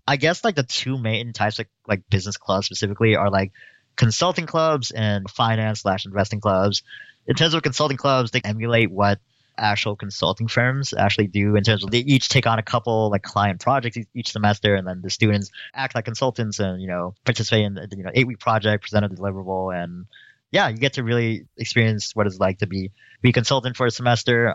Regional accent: Stockton, California, United States; now in Berkeley, United States; I grew up in the city of Stockton, California

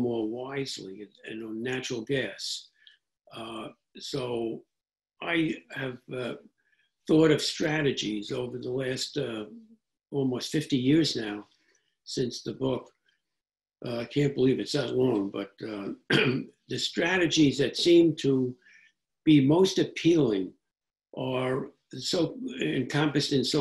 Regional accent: New York City, New York, United States; I grew up in New York City

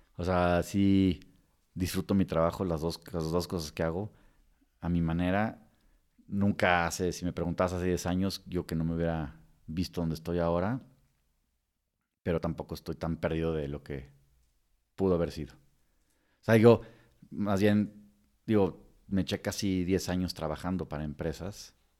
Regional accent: Mexico; moved away as an adult; also born or lived in Texas, United States; como mexicano sin ser residente

